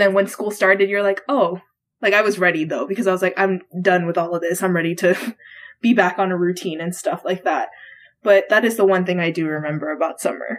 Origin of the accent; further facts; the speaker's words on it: Hawaii, United States; now in Texas, United States; my parents owned their own business growing up in Hawaii